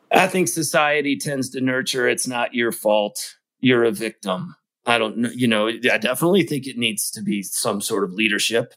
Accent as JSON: {"language": "English", "region": "Kentucky", "country": "United States", "tie": "born or raised there", "said": "I grew up in Kentucky"}